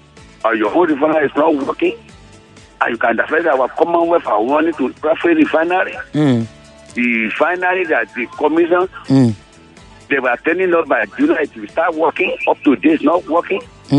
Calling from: Amuwo-Odofin, Lagos, Nigeria; calling you from Amuodo.

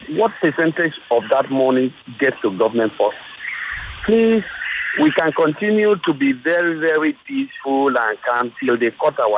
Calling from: Lagos, Nigeria; I'm calling from Victoria Island.

